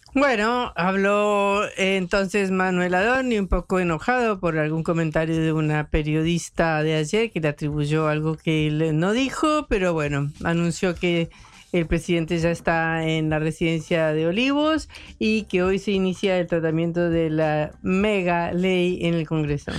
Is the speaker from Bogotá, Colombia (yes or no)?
yes; Bogotá, Colombia; accent: rolo; now in Argentina; Yo soy bogotana, cachaca o rola